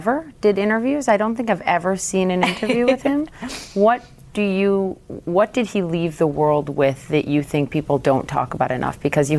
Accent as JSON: {"language": "English", "region": "Minnesota", "country": "United States", "said": "I'm from Minnesota"}